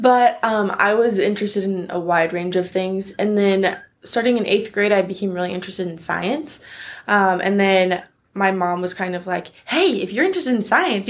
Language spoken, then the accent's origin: English; Shawnee, Kansas, United States; I'm from Shawnee, Kansas